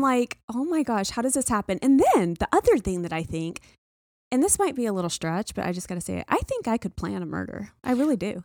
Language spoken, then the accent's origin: English; the South, United States; I grew up in the South